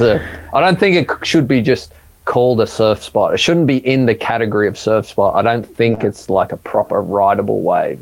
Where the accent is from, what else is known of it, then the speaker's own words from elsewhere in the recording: Sydney, New South Wales, Australia; growing up in Maroubra